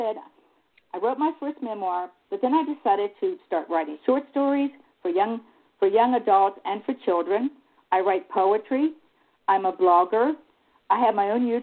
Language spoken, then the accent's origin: English; United States; also born or lived in Egypt